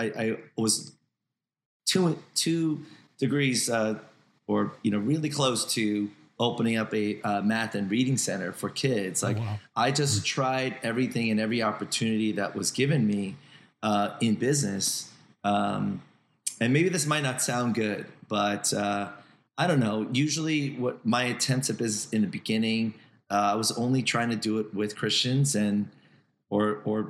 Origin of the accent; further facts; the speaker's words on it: New Jersey, United States; I'm from Jersey